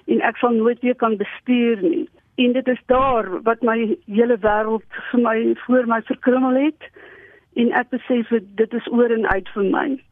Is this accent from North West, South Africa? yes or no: yes; Potchefstroom, North West, South Africa; moved away as an adult; also born or lived in Primrose East, Germiston; now in Loxton, South Africa; ek het groot geword in die laerskool in Primrose Oos en daarna as ek in my hoërskool en my studente daar maar die hele tyd in Potchefstroom gewees